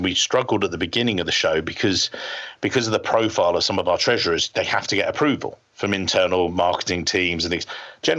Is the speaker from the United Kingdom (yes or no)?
yes; England, United Kingdom